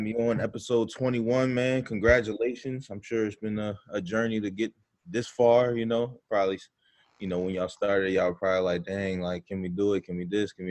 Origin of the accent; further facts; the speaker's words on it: Baltimore, Maryland, United States; moved away; from Baltimore, Maryland, originally